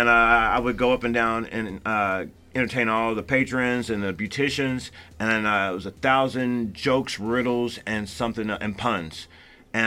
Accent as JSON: {"language": "English", "region": "Indiana", "country": "United States", "moved": "yes", "lives_now": "Las Vegas, United States", "said": "I'm originally from Indiana"}